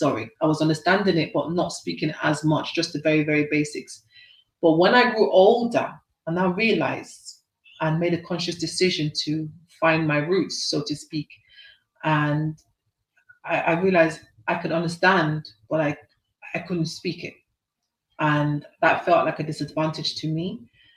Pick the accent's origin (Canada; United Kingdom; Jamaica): United Kingdom; I am British, but I feel inside me I'm more a Nigerian girl.